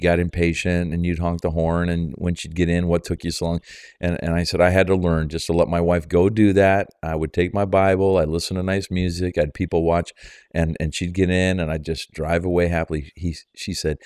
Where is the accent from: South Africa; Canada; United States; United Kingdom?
Canada; I'm a Canadian